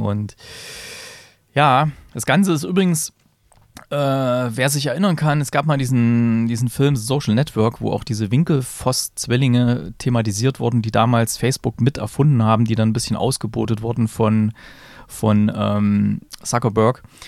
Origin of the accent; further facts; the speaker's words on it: Germany; hier bei uns in Deutschland